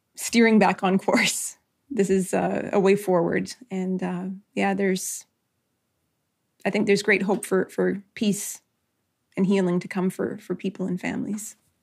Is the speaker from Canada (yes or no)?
yes; Nisga'a Nation, British Columbia, Canada; I'm from the Niska Nation